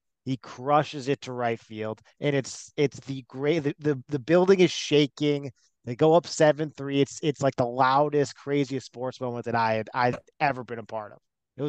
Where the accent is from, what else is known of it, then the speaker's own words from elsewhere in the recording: Chicago, Illinois, United States; growing up in Wrigleyville